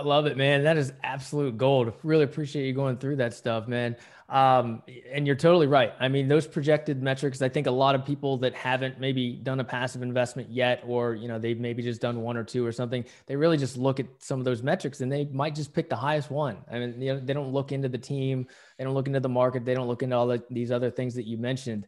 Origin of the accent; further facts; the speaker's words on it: West Virginia, United States; now in San Diego, United States; I grew up in West Virginia